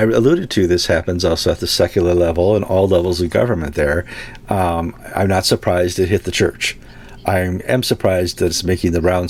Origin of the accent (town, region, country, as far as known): United States